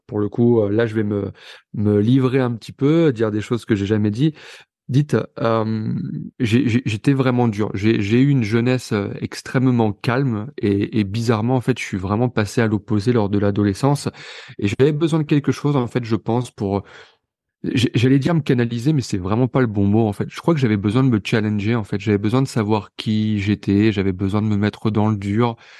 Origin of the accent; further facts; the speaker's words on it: near Pont-Audemer, Normandy, France; moved away; also born or lived in Vernon / Marseille; on est tous les deux originaires euh, de Normandie, d'un petit patelin à quelques kilomètres de Ponto de Mer